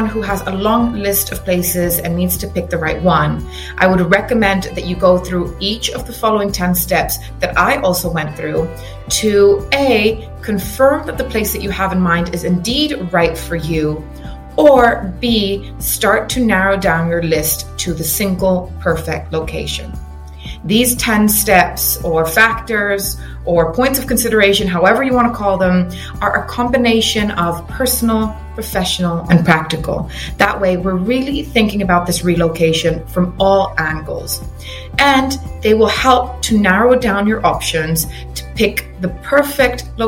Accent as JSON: {"language": "English", "country": "Cyprus", "tie": "born or raised there", "also_born_or_lived": "England, United Kingdom / Reading, United Kingdom", "moved": "as an adult", "lives_now": "United Kingdom", "said": "I was originally born and raised in Cyprus"}